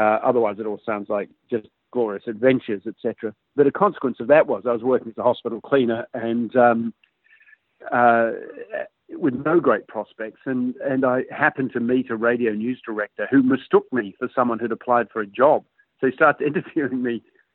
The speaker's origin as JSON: {"language": "English", "country": "New Zealand", "tie": "born or raised there", "said": "in New Zealand, where I was growing up"}